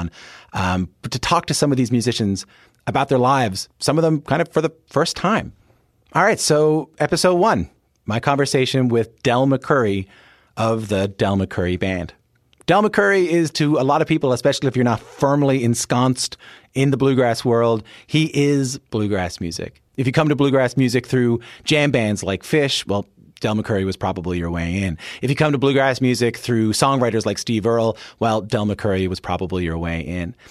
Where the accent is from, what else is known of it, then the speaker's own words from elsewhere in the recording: St. John's, Newfoundland and Labrador, Canada; when I was growing up in St. John's, Newfoundland, which is an island on the east coast of Canada